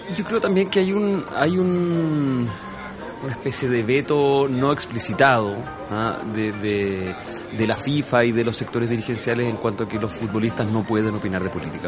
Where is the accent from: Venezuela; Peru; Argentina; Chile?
Chile